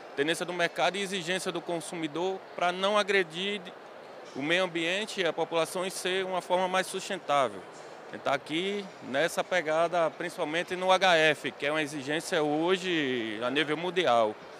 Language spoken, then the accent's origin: Portuguese; Natal, Rio Grande do Norte, Brazil; now in Mossoró, Brazil; sou natural de Natal, mas hoje fico sediado em Mossoró